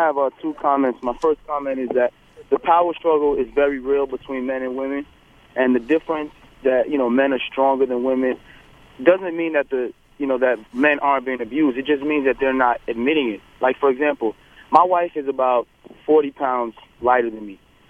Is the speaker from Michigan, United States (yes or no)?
no; New York City, New York, United States; growing up in Brooklyn